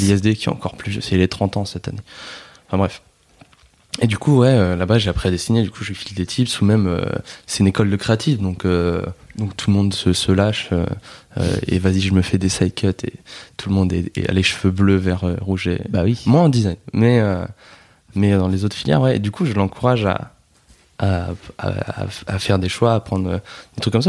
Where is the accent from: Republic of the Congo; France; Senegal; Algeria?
France; Nord, Hauts-de-France; On est du Nord